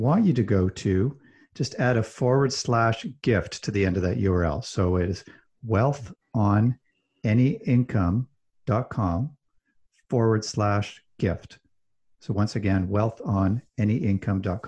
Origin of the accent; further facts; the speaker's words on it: Calgary, Alberta, Canada; I grew up in Calgary, Alberta, which is kind of like Texas of Canada.